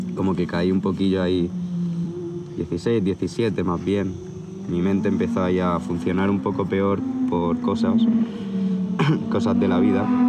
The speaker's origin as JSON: {"language": "Spanish", "town": "Sant Andreu de la Barca", "region": "Catalonia", "country": "Spain", "tie": "born or raised there", "said": "vengo de un pueblecito de Barcelona que se llama San Andreu de la Barca. Está en el Valle Obregat, dirección como para Montserrat. Y bueno, mi familia mitad andaluza, mitad extremeña."}